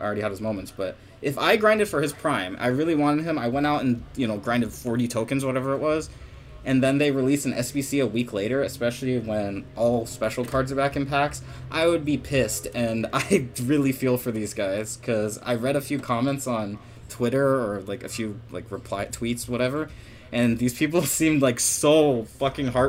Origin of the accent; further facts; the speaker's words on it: United States; we're American